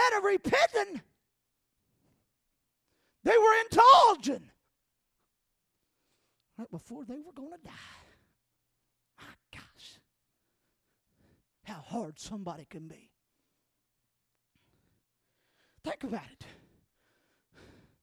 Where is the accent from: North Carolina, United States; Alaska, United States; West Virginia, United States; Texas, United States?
North Carolina, United States; I'm not from Pennsylvania. I'm from North Carolina